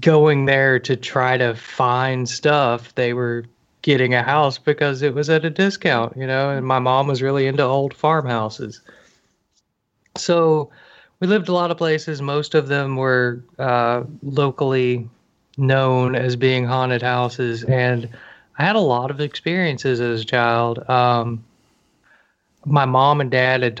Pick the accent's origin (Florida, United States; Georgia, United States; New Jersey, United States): Georgia, United States; outside of Atlanta; Georgia, outside of Atlanta